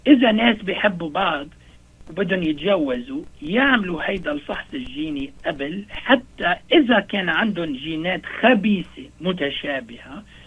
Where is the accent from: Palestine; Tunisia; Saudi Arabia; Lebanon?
Lebanon; moved away; نحن عندنا بلبنان